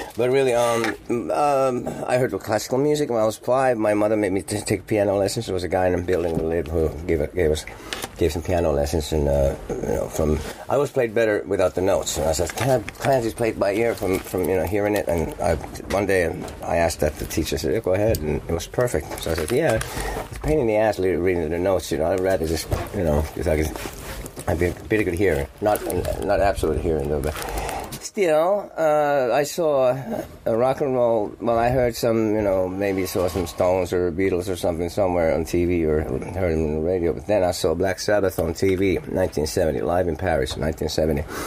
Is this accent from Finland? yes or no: yes; Finland; English is a second language; moved away as an adult; also born or lived in Manhattan, New York, United States; I'm from Finland